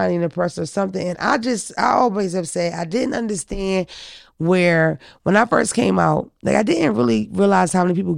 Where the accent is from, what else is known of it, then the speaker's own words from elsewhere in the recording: Philadelphia, Pennsylvania, United States; I'm from Philadelphia where you see a lot of gay people, trans and all